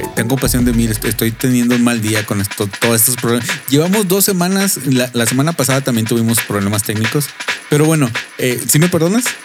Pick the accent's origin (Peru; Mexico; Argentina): Mexico; yo como soy mexicano, eh, es muy importante eh, en mi cultura